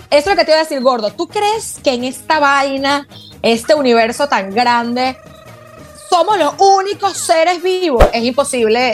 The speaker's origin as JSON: {"language": "Spanish", "country": "Venezuela", "said": "yo soy venezolana portuguesa"}